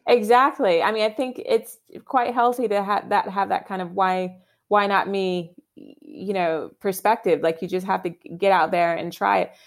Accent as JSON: {"language": "English", "region": "Virginia", "country": "United States", "tie": "born or raised there", "moved": "as an adult", "lives_now": "London, United Kingdom", "said": "my home state of Virginia where I grew up"}